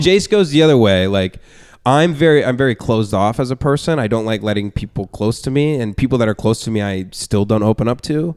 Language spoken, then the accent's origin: English; Abilene, Texas, United States; moved away as an adult; now in Los Angeles, United States; I was banned from the only open mic in my hometown. of Abilene, Texas